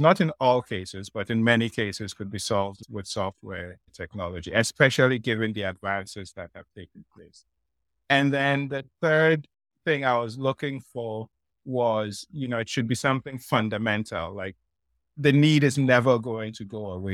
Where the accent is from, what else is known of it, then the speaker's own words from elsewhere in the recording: Nigeria; moved away; also born or lived in Ghana; I grew up, I come from Ghana, I grew up in Nigeria